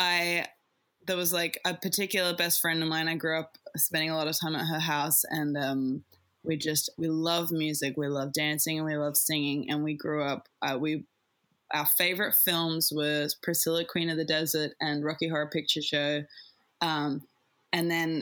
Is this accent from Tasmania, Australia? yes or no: yes; Tasmania, Australia; moved away as an adult; now in Adelaide, Australia; I'm from Tassie. I grew up in Tassie